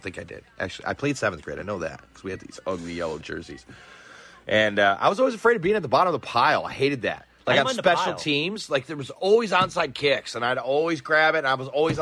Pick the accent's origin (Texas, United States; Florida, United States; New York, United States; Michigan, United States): Michigan, United States; I'm from Michigan